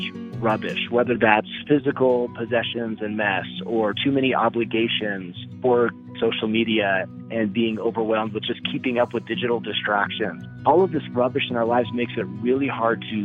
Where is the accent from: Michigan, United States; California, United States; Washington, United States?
Washington, United States; Seattle; moved away; also born or lived in San Francisco / Colorado; I was born in San Francisco, grew up in Seattle